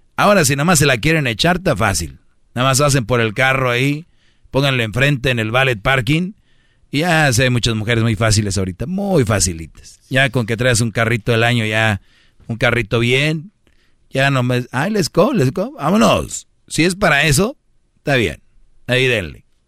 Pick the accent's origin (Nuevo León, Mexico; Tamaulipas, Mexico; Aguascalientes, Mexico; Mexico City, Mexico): Nuevo León, Mexico; Monterrey; Yo soy de Monterrey